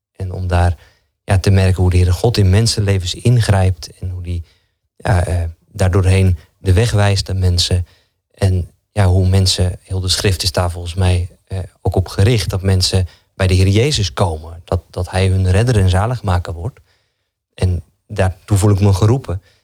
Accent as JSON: {"language": "Dutch", "town": "Zalk", "region": "Overijssel", "country": "Netherlands", "tie": "born or raised there", "also_born_or_lived": "Doornspijk", "lives_now": "Genemuiden, Netherlands", "said": "ik ben geboren in Zalk, hier niet zo heel ver vandaan, ja. aan de IJssel"}